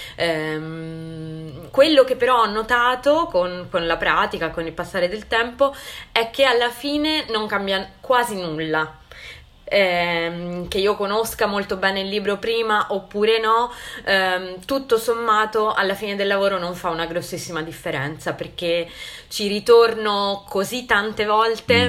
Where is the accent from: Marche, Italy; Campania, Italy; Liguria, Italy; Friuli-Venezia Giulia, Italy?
Liguria, Italy; Santa Margherita Ligure; also born or lived in Genoa; io sono Ligure, di Santa Margherita Ligure, e ho studiato a Genova